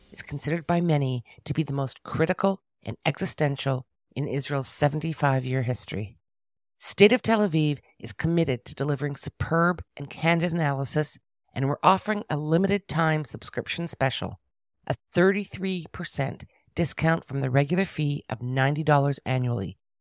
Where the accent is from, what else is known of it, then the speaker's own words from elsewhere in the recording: Canada; I'm Canadian